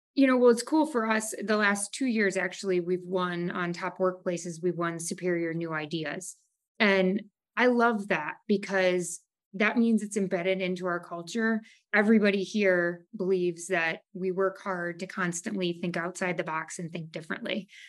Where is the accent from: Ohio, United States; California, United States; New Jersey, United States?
Ohio, United States; Savannah; also born or lived in Maumee, Ohio; I grew up in Savannah. Um, my parents moved to Maumee when I was a freshman in college, so I've lived in and around the area my entire life